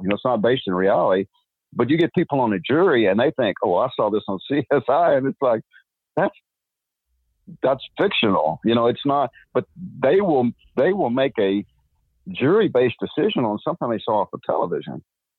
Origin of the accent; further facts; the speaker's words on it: Texas, United States; And just because I'm from Texas, just because we talk this way doesn't mean we're stupid.